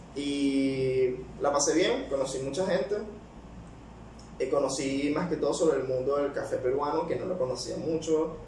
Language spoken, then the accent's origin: Spanish; Caracas, Capital District, Venezuela; accent: capitalino; moved away as an adult; also born or lived in Calabozo, Guárico, Venezuela / Peru; now in United Arab Emirates; ahí fue donde nací, me crié como hasta los 6 años y después de ahí me fui a vivir para Caracas. Estuve siempre viviendo en Caracas, en la capital, así que mi acento es más capitalino